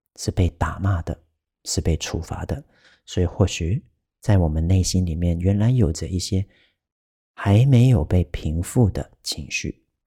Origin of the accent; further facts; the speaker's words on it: Taiwan; 这不是我们台湾人平常会， 会常用的一个发音